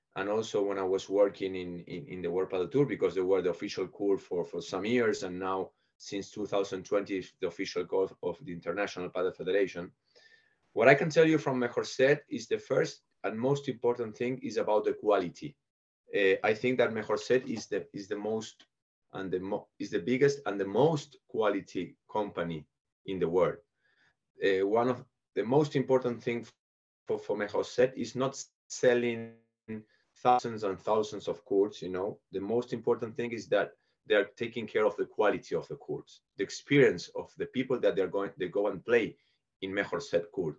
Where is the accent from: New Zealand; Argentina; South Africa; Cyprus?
Argentina; Buenos Aires; moved away as an adult; I was born in Buenos Aires in Argentina, so I went to an English school and an English uh, club